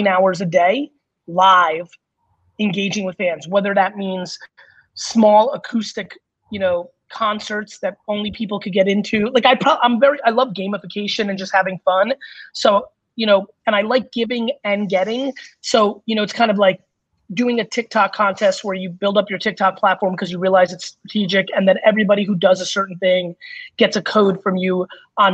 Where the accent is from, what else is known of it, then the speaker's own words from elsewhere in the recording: Belarus; moved away; where I was born in Belarus